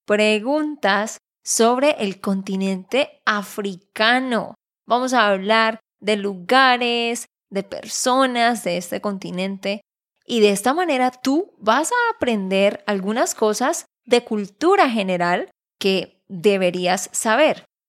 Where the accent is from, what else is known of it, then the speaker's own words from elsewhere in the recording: Santander, Colombia; de Santander, Colombia